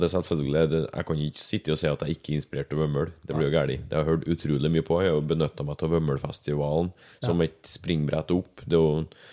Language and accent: Norwegian; Verdal, Trøndelag, Norway; moved away as an adult; now in Levanger, Norway; født og oppvokst på Verdalen. Ja. Bodde der til jeg var 19 ish. Så flytta jeg hit, til Levanger